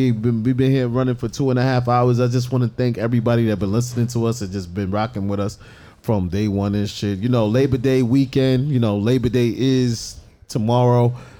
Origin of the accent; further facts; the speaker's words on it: New York, United States; Nigga, I'm from New York.